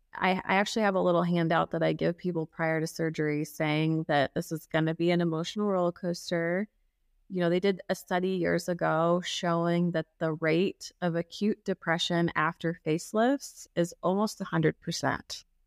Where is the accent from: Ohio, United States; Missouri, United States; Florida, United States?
Missouri, United States; Kansas City; I grew up in Kansas City